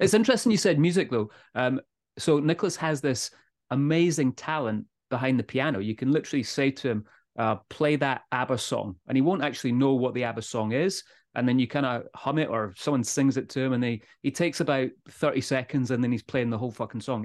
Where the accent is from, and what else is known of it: Scotland, United Kingdom